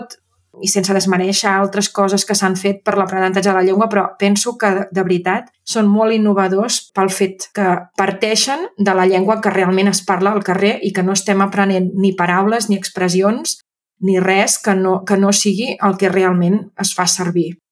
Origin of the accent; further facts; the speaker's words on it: Súria, Catalonia, Spain; moved away as an adult; now in Manresa, Spain; sóc de Súria, els mm -hmm. meus pares viuen a Súria i sóc de Súria tota la vida